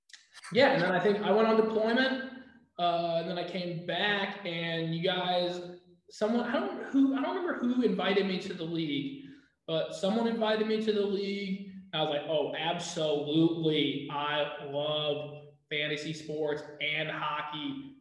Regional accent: Japan; I grew up in Japan, so, you know, it's kind of part of the culture.

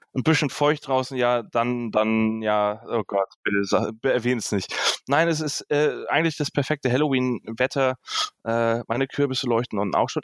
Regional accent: Northern Germany, Germany; ich, ich komme aus dem Norden.

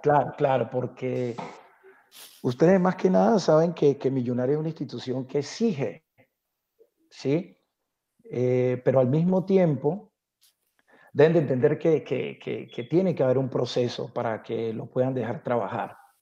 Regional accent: Buenaventura, Valle del Cauca, Colombia; moved away; also born or lived in Bogotá; yo nací en Buenaventura, que la amo

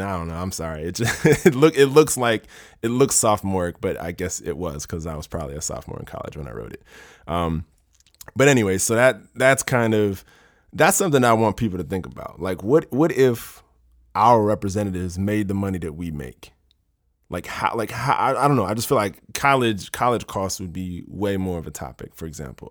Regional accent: Maryland, United States; I'm from Maryland

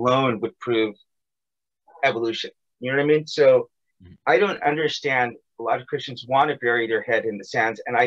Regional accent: United States; I left America, I left my hometown

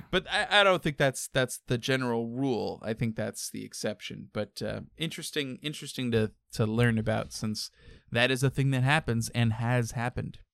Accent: United States; being American

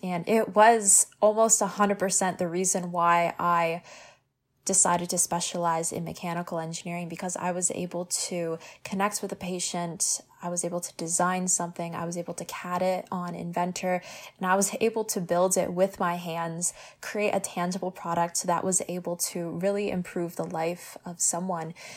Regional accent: Hamilton, Ontario, Canada; I am born and raised in Hamilton

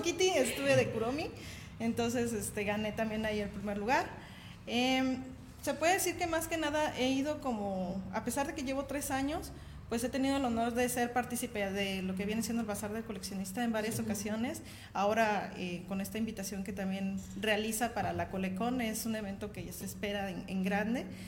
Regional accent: Mexico City, Mexico; now in Aguascalientes, Mexico; originaria soy del Distrito Federal, pero, ya llevo años aquí, desde 17, 18 años, entonces pues ya, ya, soy prácticamente de aquí

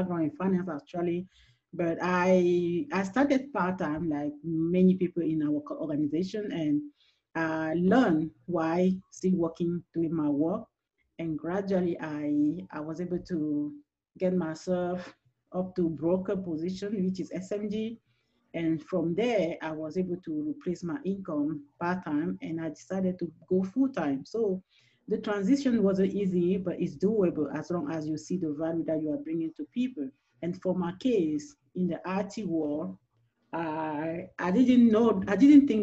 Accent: Cameroon; English is a second language; moved away as an adult; also born or lived in Washington, D.C., United States; now in Texas, United States; originally from Cameroon, which is the French speaking part, so you can hear my accent

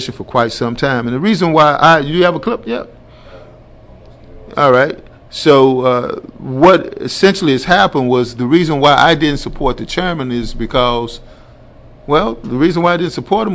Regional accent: the South, United States; I'm from the South

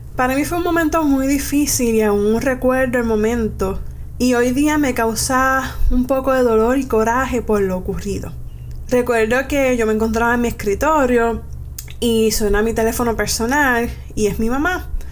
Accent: Manatí, Puerto Rico; yo vengo de la área de Manatí

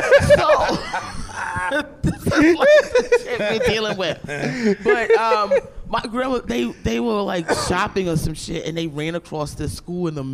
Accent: Aberdeen, Maryland, United States; I grew up in Aberdeen, Maryland.

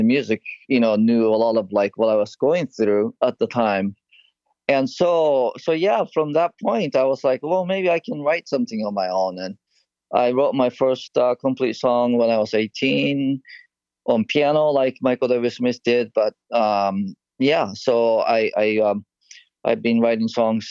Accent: Japan; moved away; I'm originally from Japan

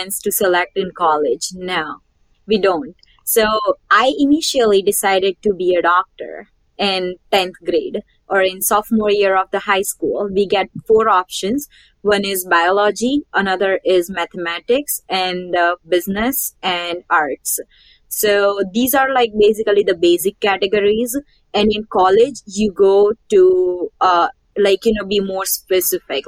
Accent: India; moved away as an adult; now in United States; So I grew up in India and I did my high school in India.

